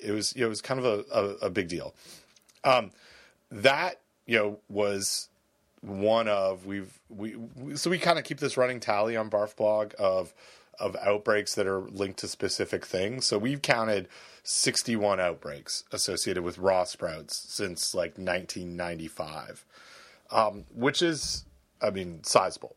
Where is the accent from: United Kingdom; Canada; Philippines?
Canada; I'm from Canada